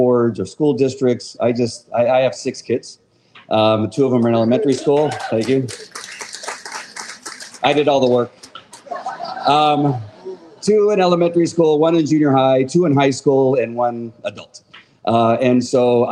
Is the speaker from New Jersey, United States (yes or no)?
no; Orange County, California, United States; I'm from Orange County, California